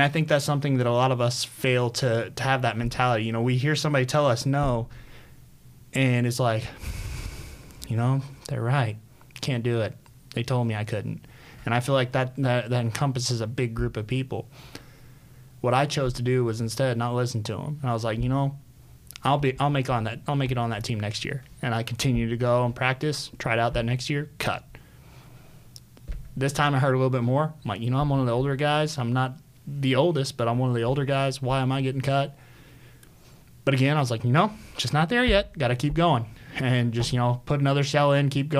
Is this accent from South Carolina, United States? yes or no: no; Southern Illinois, United States; now in West Chester, PA, United States; I was born in Southern Illinois, about 6 hours south of Chicago